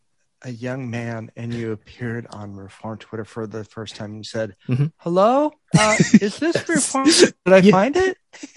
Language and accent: English; the Valley, Southern California, United States; I'm from the Valley.